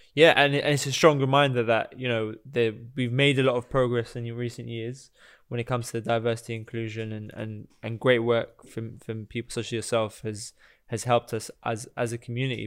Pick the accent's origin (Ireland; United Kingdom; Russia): United Kingdom; London; I grew up in Barnet as well